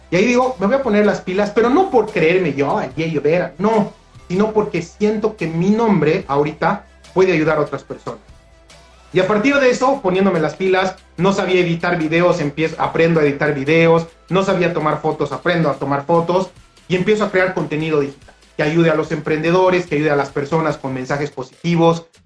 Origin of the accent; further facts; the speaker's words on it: Honduras; soy yo de Honduras que tiene como unos 20